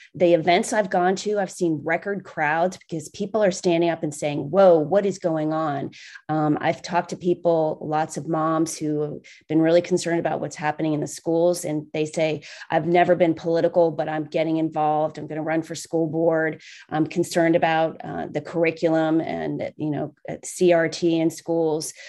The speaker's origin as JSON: {"language": "English", "town": "Cincinnati", "region": "Ohio", "country": "United States", "tie": "born or raised there", "said": "I grew up in Cincinnati"}